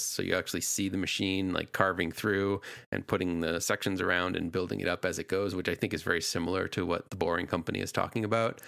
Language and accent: English; New England, United States; I grew up in New England.